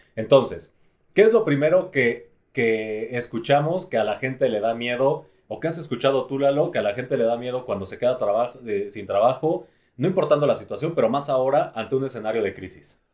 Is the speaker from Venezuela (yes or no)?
no; Mexico; los mexicanos somos muy creativos